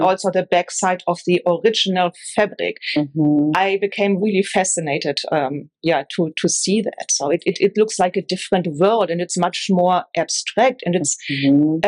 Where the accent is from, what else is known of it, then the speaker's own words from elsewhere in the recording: Northern Germany, Germany; moved away; I grew up in Northern Germany